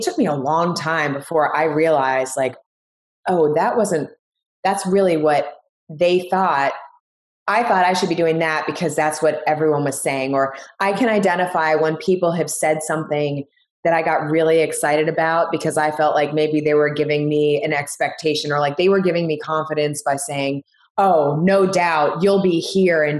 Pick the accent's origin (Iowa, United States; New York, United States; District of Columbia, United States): District of Columbia, United States; Washington; moved away; also born or lived in Miami; a TV station in Washington, D.C., which was basically my hometown